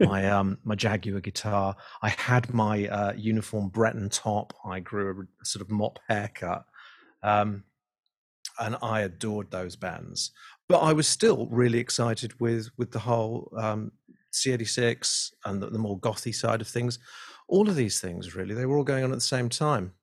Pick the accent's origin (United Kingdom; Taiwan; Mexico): United Kingdom; Liverpool, North West England; I grew up in Liverpool